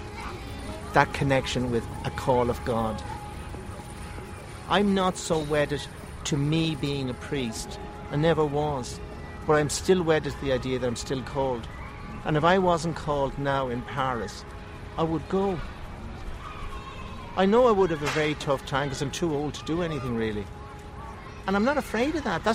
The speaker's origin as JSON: {"language": "English", "town": "Bray", "region": "Leinster", "country": "Ireland", "tie": "born or raised there", "said": "I was born in Bray in County Wicklow into a very traditional Catholic family"}